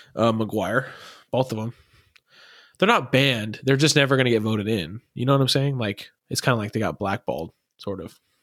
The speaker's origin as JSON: {"language": "English", "region": "Arizona", "country": "United States", "said": "I'm from Arizona, so everyone's spring training is here"}